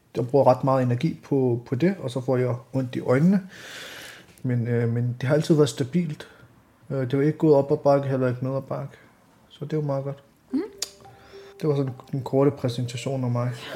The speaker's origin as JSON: {"language": "Danish", "country": "Denmark", "tie": "born or raised there", "also_born_or_lived": "Vanløse", "said": "jeg er født og opvokset her i Danmark"}